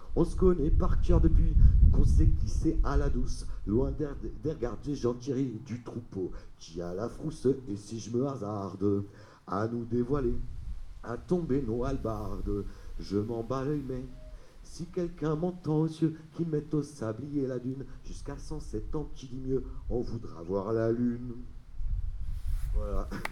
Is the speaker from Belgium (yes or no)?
no; Paris, Île-de-France, France; moved away as an adult; j'ai grandi à Paris